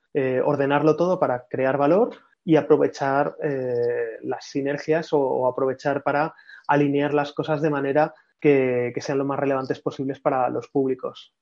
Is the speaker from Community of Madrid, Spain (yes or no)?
yes; Madrid, Community of Madrid, Spain; familia de Córdoba, pero yo nací en Madrid